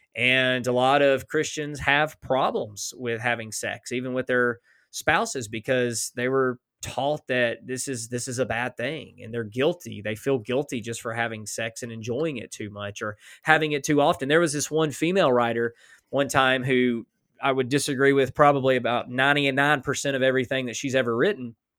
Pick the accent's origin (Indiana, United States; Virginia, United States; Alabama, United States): Alabama, United States; now in Oklahoma, United States; I was born in Alabama